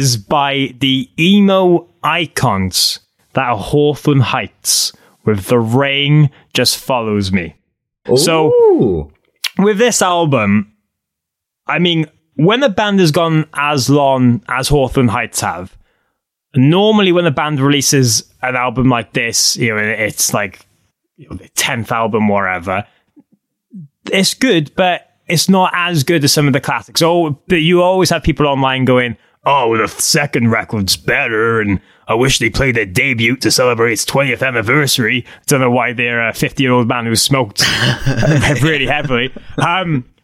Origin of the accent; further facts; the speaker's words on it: Cardiff, Wales, United Kingdom; I'm from Cardiff.